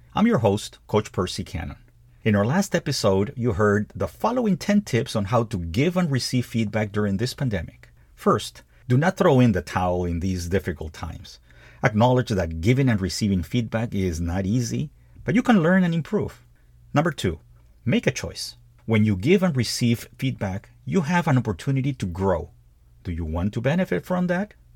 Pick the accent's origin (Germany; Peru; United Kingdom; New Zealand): Peru; moved away as an adult; also born or lived in United States; my home country of Peru